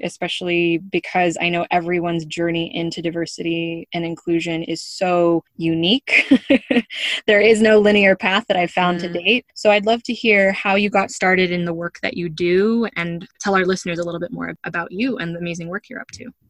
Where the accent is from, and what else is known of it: United States; moved away